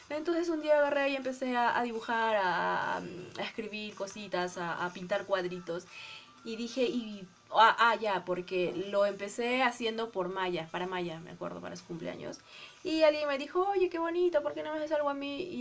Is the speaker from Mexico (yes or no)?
no; Arequipa, Peru; bueno, nací y crecí en Arequipa, somos arequipeñas al 100%.